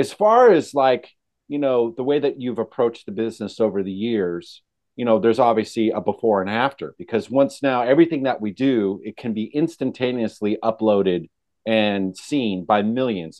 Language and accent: English; California, United States; I grew up in California